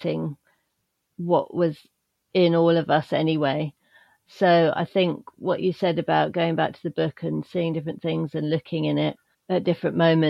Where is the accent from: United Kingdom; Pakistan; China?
United Kingdom; as a person growing up in the British countryside in a small but increasingly quite smart village